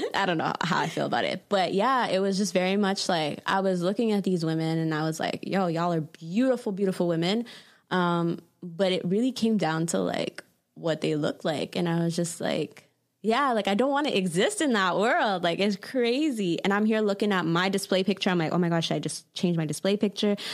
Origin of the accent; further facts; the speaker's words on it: Toronto, Ontario, Canada; growing up in Toronto